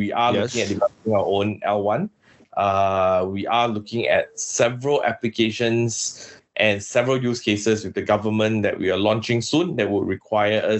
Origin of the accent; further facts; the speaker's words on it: Singapore; also born or lived in Philippines; I'm from Singapore.